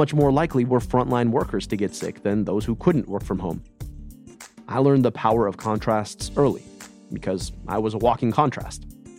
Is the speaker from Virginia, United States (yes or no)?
no; Michigan, United States; I'm a brown kid … growing up in the American burbs.